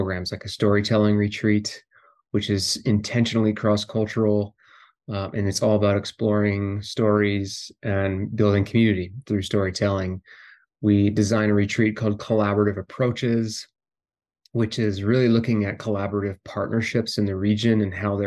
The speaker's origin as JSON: {"language": "English", "area": "Tom Miner Basin", "region": "Montana", "country": "United States", "tie": "born or raised there", "said": "I grew up in Montana in a small ranching community right on the edge of Yellowstone Park, a place called Tom Miner Basin"}